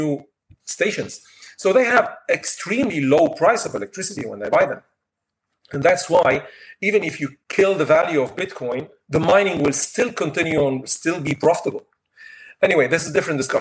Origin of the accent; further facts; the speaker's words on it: Lebanon; moved away as an adult; now in France; I'm from Lebanon also. I worked in Lebanon, studied in Lebanon, then came to France, and today I'm in France.